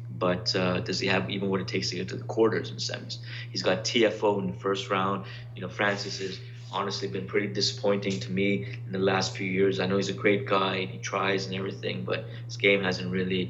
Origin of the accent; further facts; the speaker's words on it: Canada; I'm Canadian